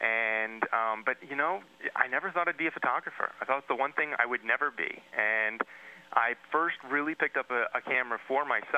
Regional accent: New Jersey, United States; I grew up in New Jersey.

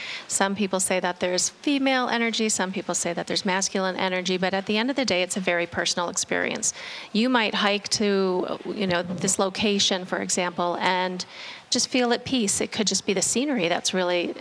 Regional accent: Scottsdale, Arizona, United States; moved away as an adult; now in Sedona, United States; I'm originally from Scottsdale, from the Phoenix area.

